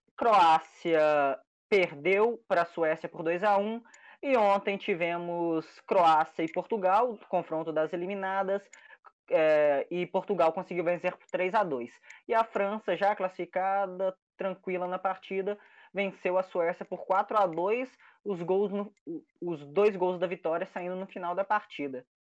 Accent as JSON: {"language": "Portuguese", "country": "Brazil", "said": "nós brasileiros"}